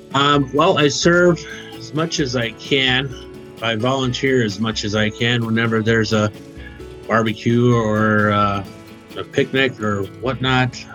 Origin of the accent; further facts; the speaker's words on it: Wyoming, United States; moved away as an adult; now in New Brighton, Minnesota, United States; I was born in the state of Wyoming